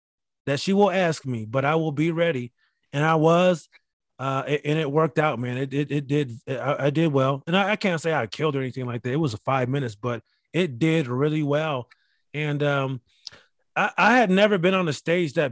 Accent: Rochester, New York, United States; moved away; there's 10,000 people there in my hometown.

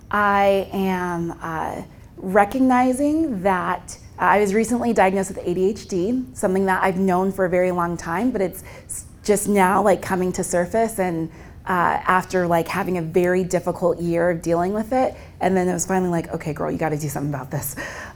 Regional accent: Nigeria; if you're calling me out of ministry, I'm Nigerian.

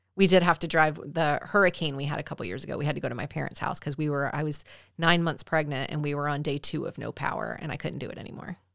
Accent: Southern United States, Georgia, United States; as a Southerner

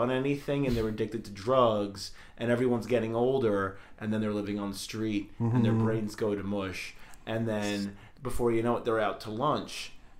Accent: New York, United States; moved away as an adult; now in Los Angeles, United States; where I grew up in New York

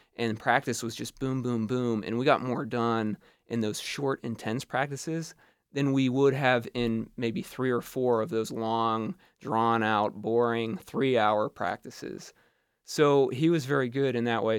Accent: Butler, Pennsylvania, United States; moved away as an adult; now in New York City, United States; I'm from Butler, Pennsylvania

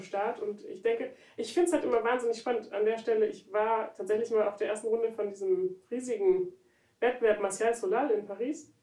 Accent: Berlin, Germany; Also ich komme ja aus Berlin, und dann eben aus Frohnau. Und Frohnau ist wirklich da ganz, ganz oben im Norden.

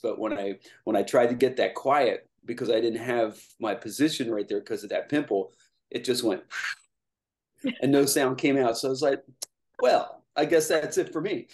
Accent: Lancaster, Pennsylvania, United States; also born or lived in Lititz, Pennsylvania; I was born here and I grew up in Lancaster

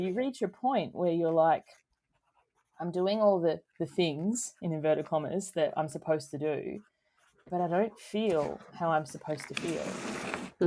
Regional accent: Tasmania, Australia; moved away; I'm originally from Tasmania

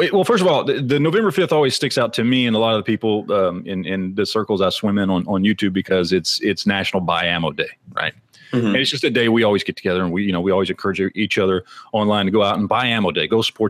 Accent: Dallas, Texas, United States; So I'm born and raised in Dallas.

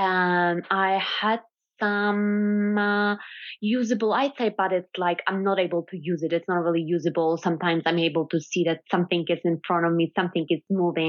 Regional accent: western Poland, Poland; English is a second language; moved away as an adult; also born or lived in Louisiana / Laski, Poland; now in New York, United States; I was born in Poland, in the western part of Poland.

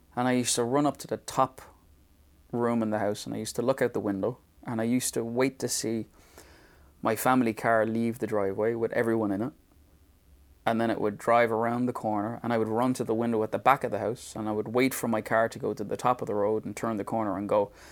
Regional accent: Dublin, Leinster, Ireland; moved away; the area in Dublin I was from.

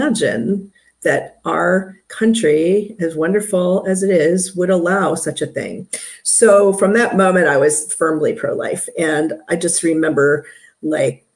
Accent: Maryland, United States; moved away as an adult; also born or lived in South Carolina; I was originally from Maryland

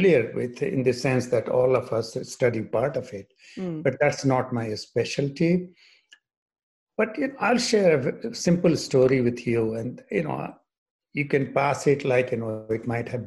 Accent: India; moved away as an adult; also born or lived in England / Boston / Maine; now in United States; I grew up in India, starting off from a small village

